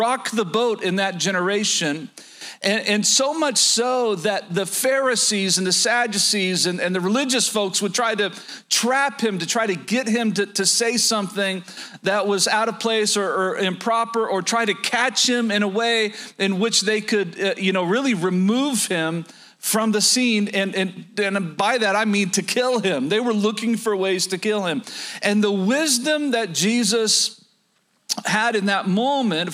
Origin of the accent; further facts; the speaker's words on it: Oklahoma, United States; moved away; Down south, where I was born and raised in Oklahoma